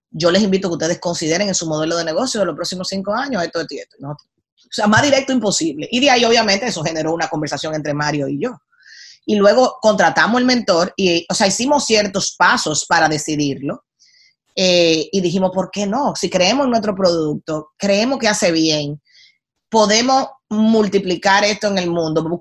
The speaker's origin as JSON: {"language": "Spanish", "country": "Dominican Republic", "moved": "yes", "said": "yo soy de la isla más linda del mundo. O sea, eso no me quita lo dominicana en ese momento"}